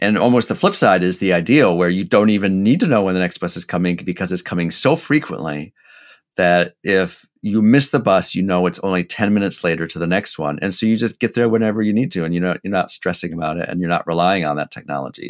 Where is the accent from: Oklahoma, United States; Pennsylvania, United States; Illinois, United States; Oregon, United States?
Oregon, United States; Portland; TriMet here in, in my hometown here